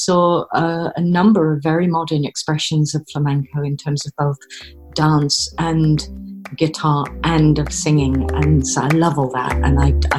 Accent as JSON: {"language": "English", "region": "California", "country": "United States", "tie": "born or raised there", "also_born_or_lived": "Saint John, New Brunswick, Canada / Texas", "moved": "as an adult", "lives_now": "United Kingdom", "said": "my parents were American. I happened to be born in Canada. I spent the bulk of my early childhood in California, growing up in and around the Bay Area. So San Francisco, Arinda, Walnut Creek, all of these places, very near the coast, you know, very near the Pacific."}